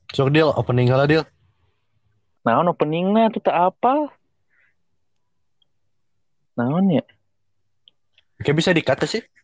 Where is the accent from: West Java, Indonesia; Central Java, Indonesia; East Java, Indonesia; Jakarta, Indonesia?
Jakarta, Indonesia; Uh, gua orang Jakarta, maaf.